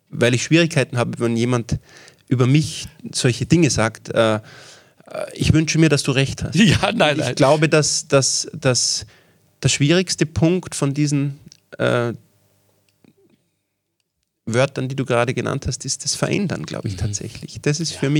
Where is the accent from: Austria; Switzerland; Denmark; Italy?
Austria; Salzburg; Ähm, und ich bin im Salzburger Land aufgewachsen, wir wollten wieder aufs Land ziehen.